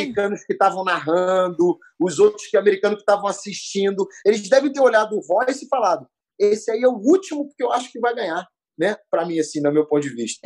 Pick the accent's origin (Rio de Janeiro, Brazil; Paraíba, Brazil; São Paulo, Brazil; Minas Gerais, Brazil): Rio de Janeiro, Brazil; fui criado no Meia, né? Subúrbio do Rio de Janeiro.